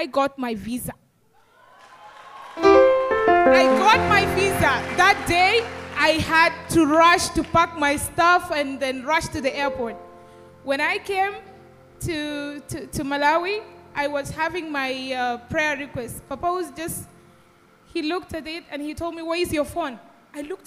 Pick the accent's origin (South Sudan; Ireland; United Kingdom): South Sudan; I'm from South Sudan